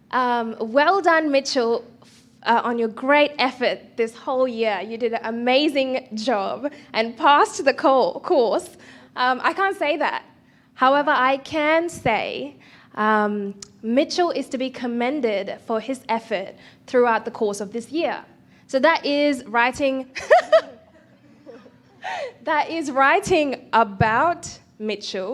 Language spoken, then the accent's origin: English; India; as an Indian